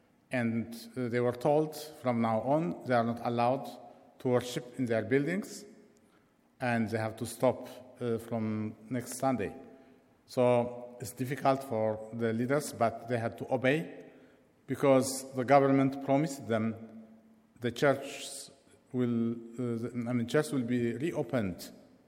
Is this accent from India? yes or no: no; Eritrea; now in London, United Kingdom; I am from Eritrea